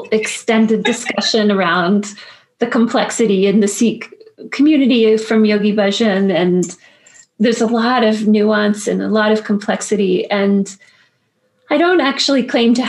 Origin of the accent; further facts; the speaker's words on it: Woodbridge, Virginia, United States; I grew up in Woodbridge